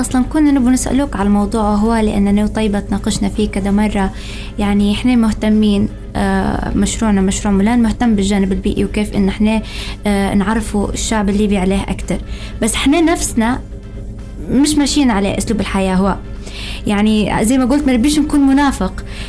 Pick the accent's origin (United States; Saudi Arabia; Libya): Libya; عندنا احنا كليبيين